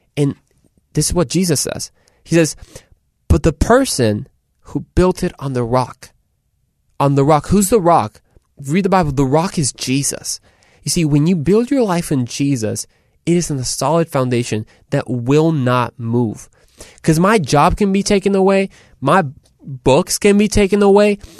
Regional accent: Mexico; So de Mexico. I'm from Mexico.

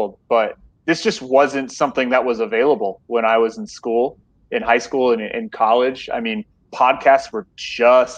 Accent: Colorado, United States; moved away as an adult; also born or lived in Oregon / Oklahoma / College Station, Texas; now in El Paso, United States; I've kind of been all over the place, growing up in Colorado, going to school in Oregon

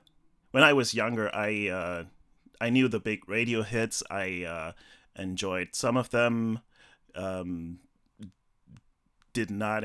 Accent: Germany; born there; So, I was born in West Germany in 79, so a year after this came out.

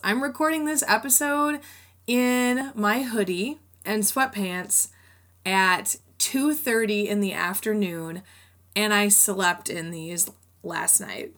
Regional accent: Rockford, Illinois, United States; I went to a community college in my hometown of Rockford

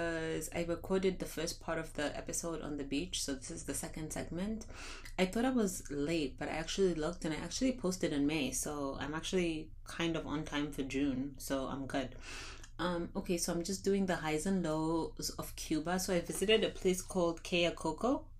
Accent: Zimbabwe; I'm from Zimbabwe

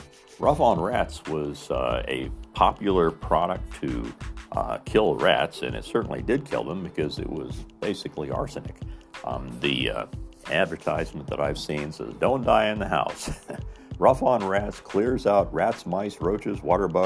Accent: Mitchell, United States; In my hometown, in Mitchell

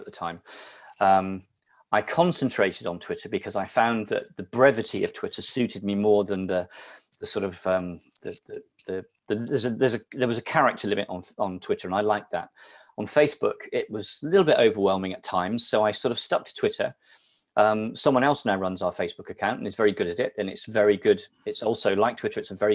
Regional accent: Somerset, South West England, United Kingdom; now in Shrewsbury, United Kingdom; I grew up in Somerset

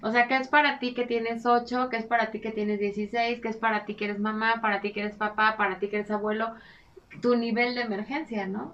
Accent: Mexico

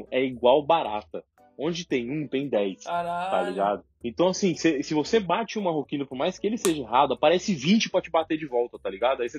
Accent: Brazil; now in Belgium; Só porque eu sou do Brasil, eu sou da favela.

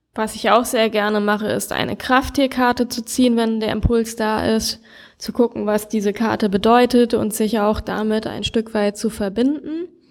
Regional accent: Germany; moved away as an adult; now in Brazil; als Deutscher

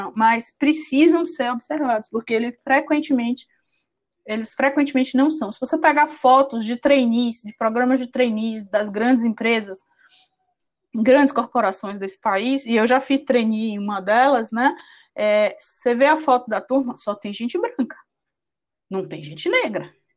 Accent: Salvador, Bahia, Brazil; eu sou de Salvador

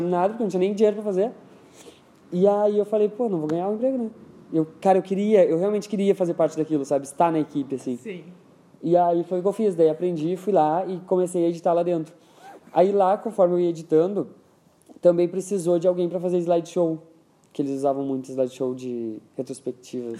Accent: Rio Pardo, Rio Grande do Sul, Brazil; cresci lá em Rio Pardo

